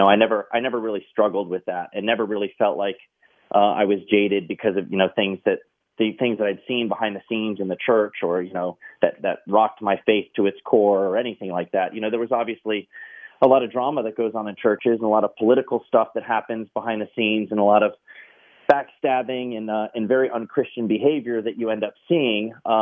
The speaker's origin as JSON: {"language": "English", "region": "Maryland", "country": "United States", "tie": "born or raised there", "said": "I do remember I grew up in Maryland. I was in, we lived in Carroll County, Maryland."}